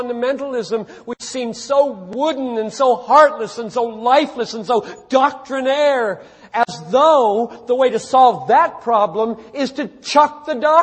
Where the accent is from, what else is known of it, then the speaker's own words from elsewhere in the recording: the South, United States; now in Minneapolis, United States; I grew up in the South